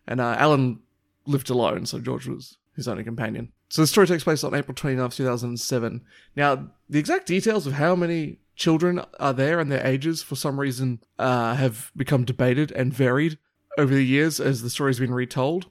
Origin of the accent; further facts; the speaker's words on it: Papua New Guinea; moved away; growing up in Papua New Guinea